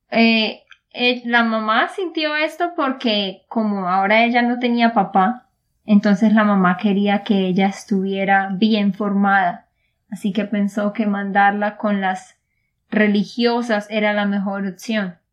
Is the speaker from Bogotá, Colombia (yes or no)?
no; Santander, Colombia; de Santander, Colombia